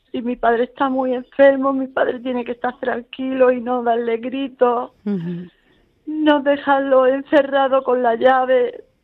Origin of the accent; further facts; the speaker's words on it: Puerto de Mazarrón, Region of Murcia, Spain; aquí donde estoy viviendo en mi tierra, Puerto de Mazarrón